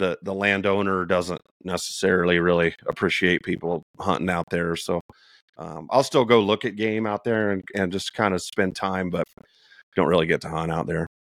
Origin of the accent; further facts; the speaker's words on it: Indiana, United States; moved away as an adult; also born or lived in Texas; now in New Mexico, United States; born and raised in Indiana.